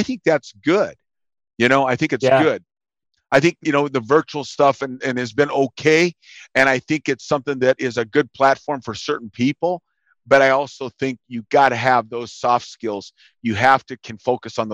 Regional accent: United States; I'm from the United States

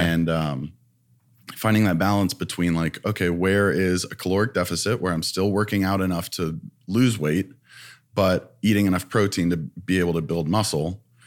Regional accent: Ohio, United States; moved away as an adult; now in Los Angeles, United States; I'm from Ohio

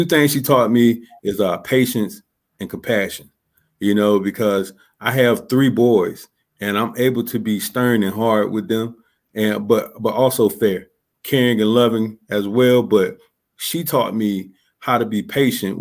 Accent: Columbus, Georgia, United States; now in Clarksville, United States; I'm originally from Columbus, Georgia. I grew up in a low income, single parent home, gang and drug infested neighborhood

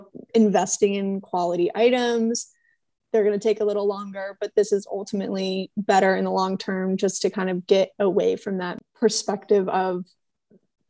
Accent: Niwot, Colorado, United States; moved away; I'm from Niwot

